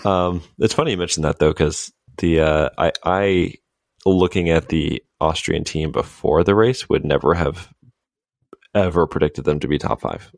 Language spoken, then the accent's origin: English; United States; dumb Americans over here